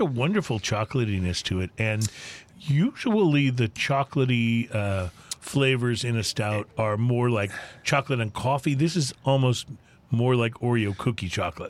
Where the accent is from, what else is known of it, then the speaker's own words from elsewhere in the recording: United States; as an American